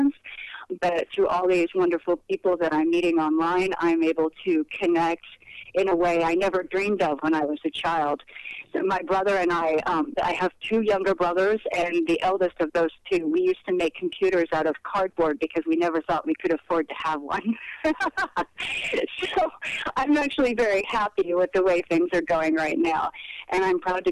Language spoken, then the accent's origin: English; Napa, California, United States; My family settled into the Napa Valley, which is about an hour's drive north of San Francisco. And I raised my daughter there. I spent over 20 years of my life there, and I think of that as my hometown